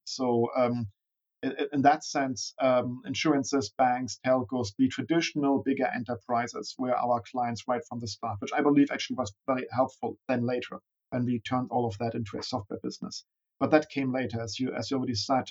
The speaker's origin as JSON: {"language": "English", "region": "Berlin", "country": "Germany", "tie": "born or raised there", "also_born_or_lived": "Bavaria", "said": "Born and raised in Berlin"}